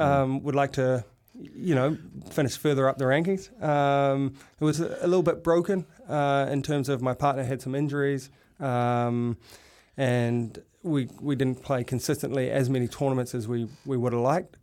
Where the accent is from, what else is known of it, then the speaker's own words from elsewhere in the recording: North Shore, New South Wales, Australia; moved away as an adult; also born or lived in Europe; I grew up on the North Shore